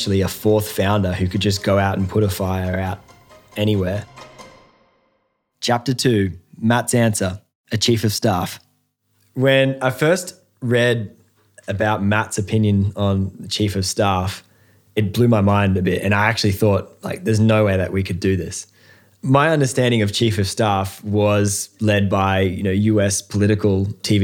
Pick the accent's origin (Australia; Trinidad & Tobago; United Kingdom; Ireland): Australia; we're from the opposite side of the world, Australia.